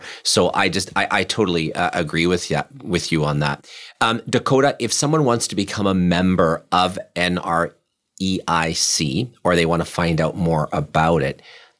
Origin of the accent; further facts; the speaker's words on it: Germany; moved away as an adult; now in Winnipeg, Canada; I was born in Germany, and when we migrated here at the age of 18, I had the opportunity to move back home to Germany.